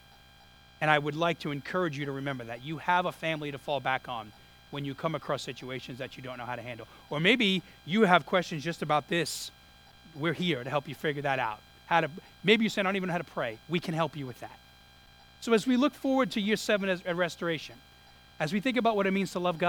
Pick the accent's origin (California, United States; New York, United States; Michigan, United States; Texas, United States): New York, United States; New York City; moved away; I grew up in Brooklyn